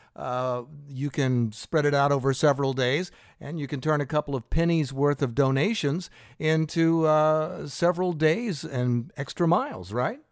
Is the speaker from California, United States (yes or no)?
no; Fort Pierce, Florida, United States; when I was a teenager growing up in Fort Pierce